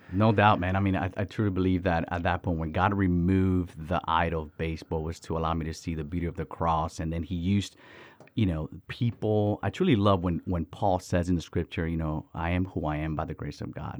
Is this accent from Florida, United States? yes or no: yes; Miami, Florida, United States; also born or lived in Dominican Republic; So I was born in Dominican Republic and raised in Miami, Florida.